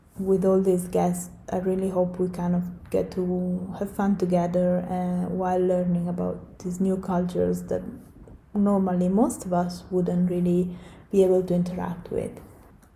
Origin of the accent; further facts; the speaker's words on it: Italy; moved away; I'm from Italy, but I have extensive experience living abroad.